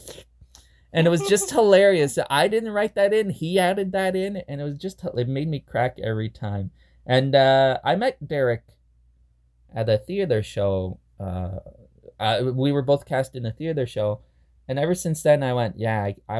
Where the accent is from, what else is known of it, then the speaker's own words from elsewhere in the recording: Canada; we're both Canadian